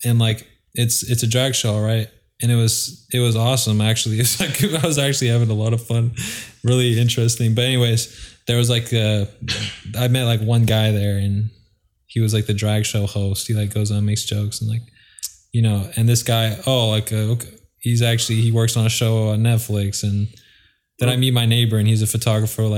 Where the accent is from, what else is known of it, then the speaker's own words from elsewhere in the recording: Vancouver, Washington, United States; moved away as an adult; now in Los Angeles, United States; I'm from Vancouver